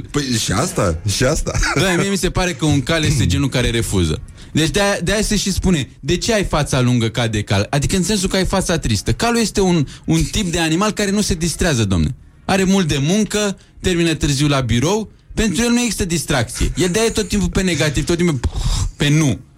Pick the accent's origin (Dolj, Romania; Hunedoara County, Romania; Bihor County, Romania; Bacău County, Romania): Dolj, Romania; Craiova; sunt totuși din Craiova, nu din Vaslui.